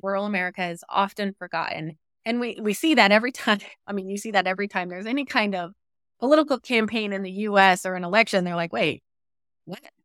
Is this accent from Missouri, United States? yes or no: yes; rural Southwest Missouri, United States; I'm from Missouri, I grew up on a farm in rural Southwest Missouri